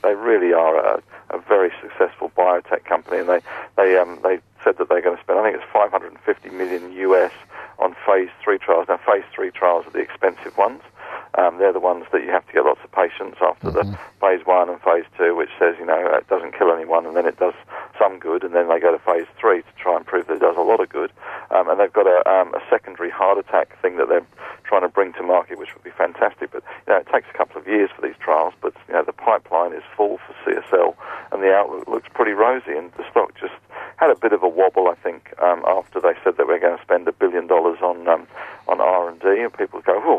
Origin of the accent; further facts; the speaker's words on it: Australia; Yeah, I'm Australian, not too, Stephen.